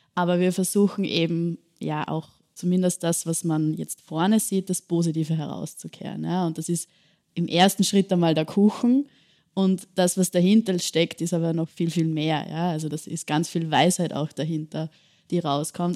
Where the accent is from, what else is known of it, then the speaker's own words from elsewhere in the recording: Bad Ischl, Upper Austria, Austria; now in Vienna, Austria; Also ich komme selbst nicht aus Wien, sondern aus Bad Ischl in Oberösterreich, kleinere Stadt bin dort auch mit meinen Großeltern und meiner Familie groß geworden.